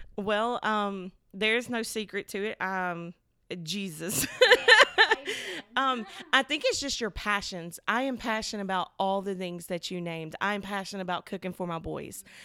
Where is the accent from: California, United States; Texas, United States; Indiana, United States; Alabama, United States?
Alabama, United States; Selma; I was born and raised in Soma, like, Soma bred, girl. I'm talking went to Dallas County, did all the things that you do when you live in Soma